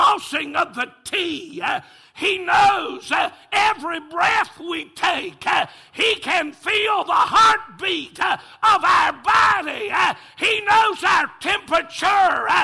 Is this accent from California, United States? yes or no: no; Taylorsville, North Carolina, United States; I'm from Taylorsville